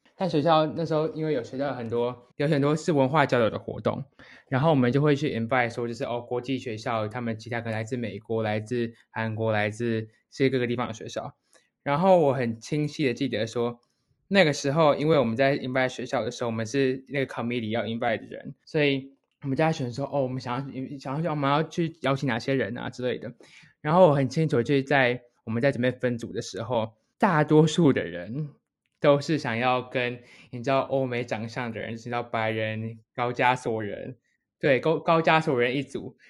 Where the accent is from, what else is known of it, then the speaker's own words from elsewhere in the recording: Taiwan; 当初我读正大附中国际英语特色班，高中的时候